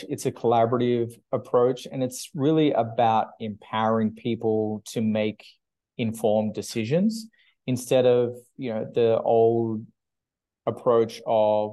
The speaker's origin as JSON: {"language": "English", "country": "Australia", "also_born_or_lived": "United Kingdom", "moved": "as an adult", "lives_now": "Vancouver, Canada", "said": "I'm originally from Australia"}